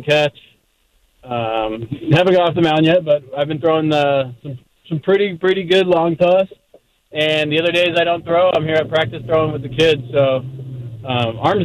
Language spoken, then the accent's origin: English; Inland Empire, California, United States; also born or lived in Corona / Rancho Cucamonga; I spent my whole life in the Inland Empire, and I didn't go too far away for college, obviously, at UC Riverside